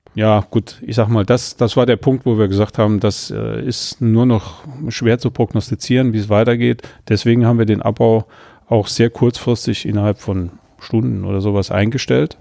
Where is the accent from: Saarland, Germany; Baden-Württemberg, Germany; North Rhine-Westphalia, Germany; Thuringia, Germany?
Saarland, Germany; als Saarländer